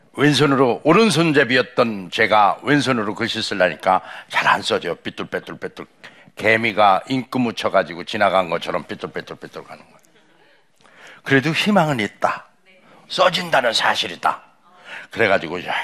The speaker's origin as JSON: {"language": "Korean", "town": "Cheongyang", "region": "South Chungcheong", "country": "South Korea", "tie": "born or raised there", "moved": "yes", "said": "제 고향이 충청남도 청양 칠갑산입니다."}